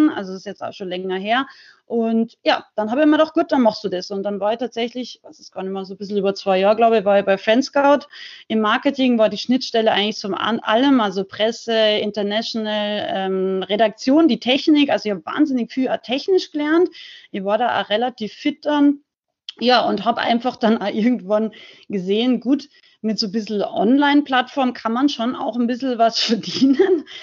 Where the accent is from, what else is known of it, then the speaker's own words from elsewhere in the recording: Salzburg, Austria; now in Unterhaching, Germany; ich bin ursprünglich aus Rauches, aber lebe schon ganz lange äh, in Unterhaching bei München